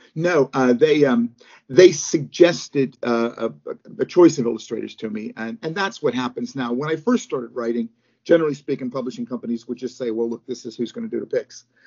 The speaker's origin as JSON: {"language": "English", "town": "Pittsburgh", "region": "Pennsylvania", "country": "United States", "moved": "yes", "lives_now": "United Kingdom", "said": "I live in the UK uh, and have lived here for many years, but I'm from Pittsburgh, Pennsylvania, originally"}